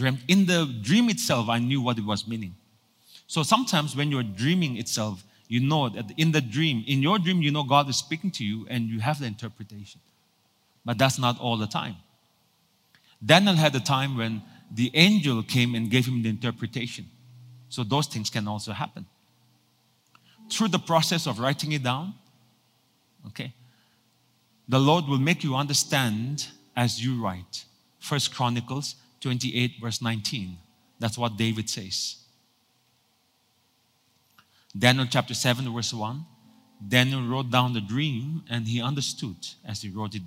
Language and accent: English; Nagaland, India; moved away; also born or lived in Singapore; I was born in Nagaland for so many years